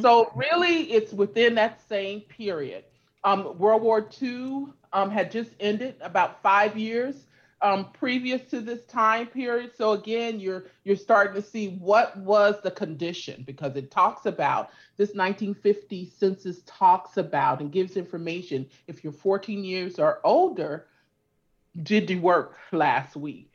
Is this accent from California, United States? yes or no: yes; California, United States; also born or lived in Louisiana; I grew up in, in California